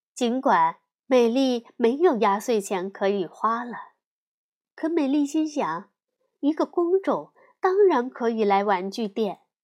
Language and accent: Chinese; China; 我们中国人